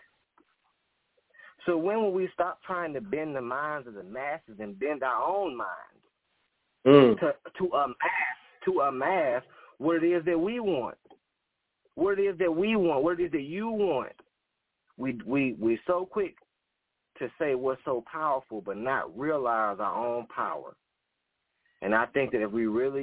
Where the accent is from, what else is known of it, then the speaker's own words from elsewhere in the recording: Alabama, United States; now in South Carolina, United States; I'm from originally from Alabama. I currently reside in South Carolina